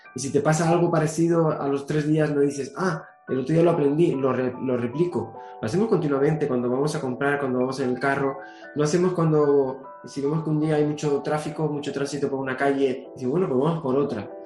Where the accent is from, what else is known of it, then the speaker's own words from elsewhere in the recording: Canary Islands, Spain; mi tierra, Canarias